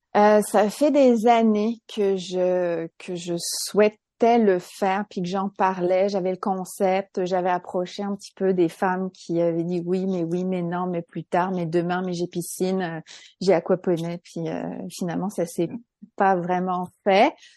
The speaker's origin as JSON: {"language": "French", "country": "France", "moved": "as an adult", "lives_now": "Quebec, Canada", "said": "je suis française, j'ai immigré au Québec il y a 14 ans, je suis une franco-québécoise"}